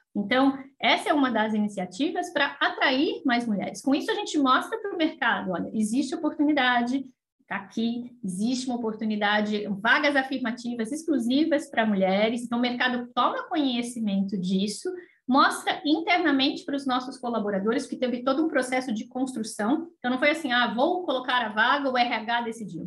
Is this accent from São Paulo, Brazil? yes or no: yes; São Paulo, Brazil; moved away as an adult; now in Florianópolis, Brazil; sou de São Paulo, morava em São Paulo nessa época